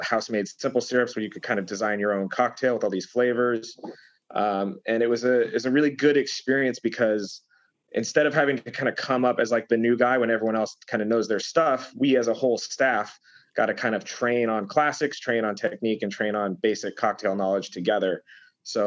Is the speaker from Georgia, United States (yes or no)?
no; Denver, Colorado, United States; moved away as an adult; also born or lived in Boulder, Colorado / Leadville, Colorado; now in New York City, United States; Born and raised in Colorado